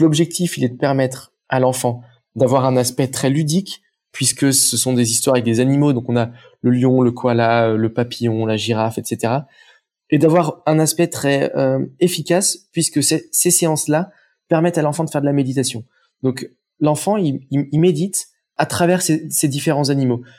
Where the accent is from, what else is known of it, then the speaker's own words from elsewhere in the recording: Saint-Étienne, Auvergne-Rhône-Alpes, France; moved away as an adult; now in Aix-en-Provence, France; je, viens de saint etienne J'ai atterri à Aix-en-Provence